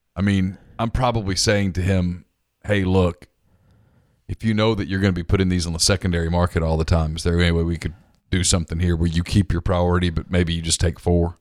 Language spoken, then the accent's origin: English; Ruston, Louisiana, United States; moved away as an adult; now in Mississippi, United States; I grew up in Ruston, five minutes from Grambling